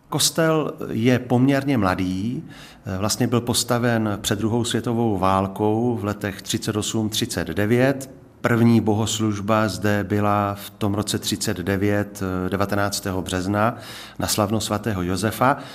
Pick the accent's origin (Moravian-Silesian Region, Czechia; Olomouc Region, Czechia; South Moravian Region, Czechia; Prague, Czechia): South Moravian Region, Czechia; Brno; moved away as an adult; now in České Budějovice, Czech Republic; já jsem původem Brňák, rodem